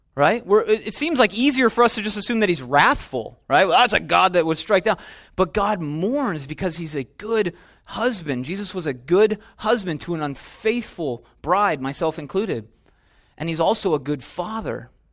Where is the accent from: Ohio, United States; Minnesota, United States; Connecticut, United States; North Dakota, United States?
Minnesota, United States; now in California, United States; We're in California, right? I'm from Minnesota.